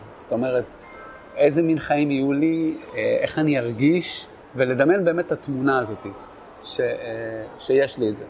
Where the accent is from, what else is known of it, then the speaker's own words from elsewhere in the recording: Netanya, Central District, Israel; moved away; also born or lived in Kiryat Shmona; אני במקור מנתניה